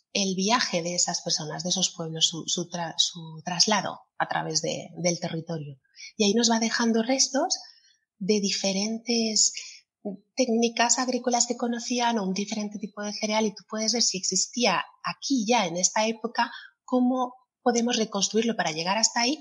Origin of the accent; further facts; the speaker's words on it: Alicante, Valencian Community, Spain; aquí en Alicante, que es mi tierra.